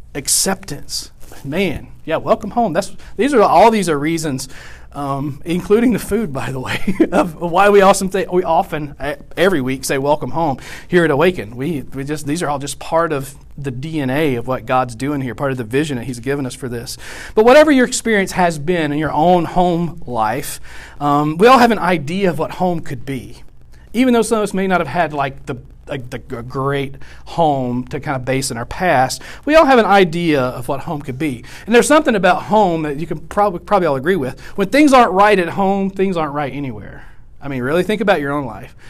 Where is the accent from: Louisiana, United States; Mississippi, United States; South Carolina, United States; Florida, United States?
Louisiana, United States; West Monroe; also born or lived in Houston, Texas / Arkansas / Ohio; now in Nacogdoches, United States; West Monroe is where I really grew up